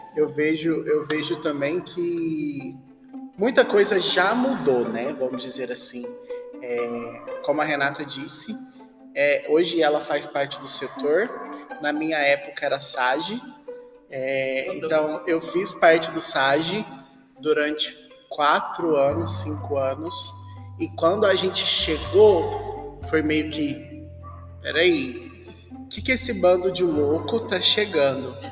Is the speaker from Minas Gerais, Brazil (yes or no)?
yes; Uberaba, Minas Gerais, Brazil; nós somos de Uberaba, Minas Gerais, Arquidiocese de Uberaba